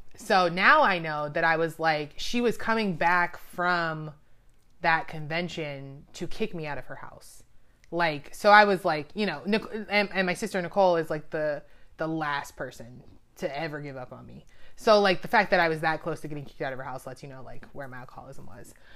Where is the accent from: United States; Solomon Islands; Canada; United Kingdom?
United States; Daytona Beach, Florida; moved away as an adult; also born or lived in Gainesville, Florida / Tampa, Saint Petersburg area; now in Baltimore, United States; I grew up in Daytona Beach, Florida